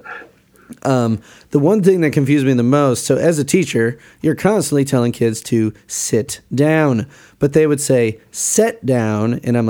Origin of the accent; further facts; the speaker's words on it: Chicago, Illinois, United States; moved away as an adult; also born or lived in Bloomington, Indiana; growing up in the Chicago suburbs, you know, like I was like, oh, I don't have an accent.